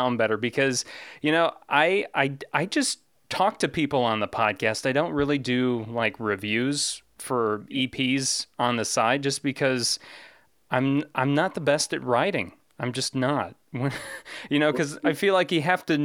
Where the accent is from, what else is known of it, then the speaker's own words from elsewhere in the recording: Chicago, Illinois, United States; I am from the Chicago area